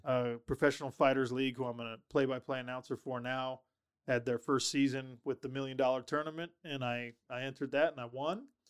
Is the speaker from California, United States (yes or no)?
no; Sandy, Utah, United States; also born or lived in Minnesota; I'm from Utah, well, I was born in Minnesota, I, I, I claim Sandy, Utah, that's where I grew up